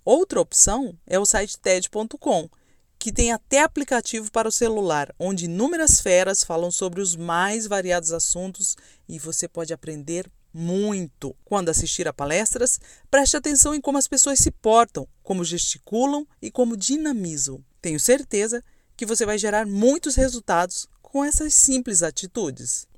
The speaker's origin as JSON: {"language": "Portuguese", "town": "Camapuã", "region": "Mato Grosso do Sul", "country": "Brazil", "tie": "born or raised there", "said": "Eu nasci em Camapuã, uma cidadezinha de 13 mil habitantes do interior de Mato Grosso do Sul"}